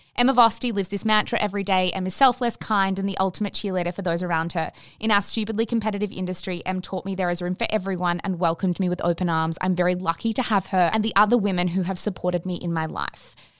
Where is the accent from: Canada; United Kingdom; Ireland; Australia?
Australia; as Australian women